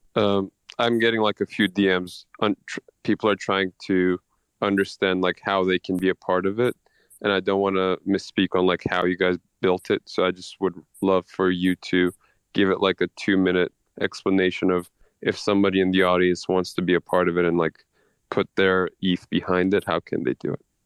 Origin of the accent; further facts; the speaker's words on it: Istanbul, Turkey; I'm from Turkey. I'm from Istanbul. I, I was born and raised in a country that's been in war for the past 25 years